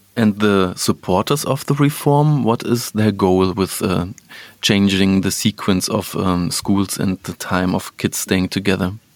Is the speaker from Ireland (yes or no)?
no; Germany; we, in Germany, we have a lot of uh, Polish uh, yeah. last names